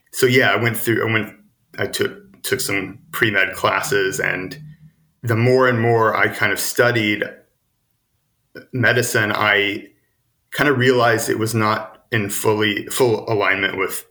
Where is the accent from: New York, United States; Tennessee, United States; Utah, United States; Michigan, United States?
Tennessee, United States; Chattanooga; moved away as an adult; also born or lived in Boulder, Colorado; now in San Francisco, United States; eventually ended back in my hometown, Chattanooga, Tennessee